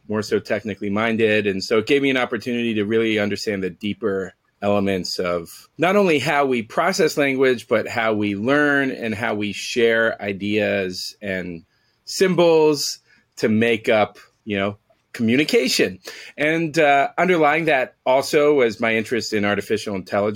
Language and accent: English; San Francisco, California, United States; moved away as an adult; also born or lived in New York; Born and raised in San Francisco until I was 18, where I moved to New York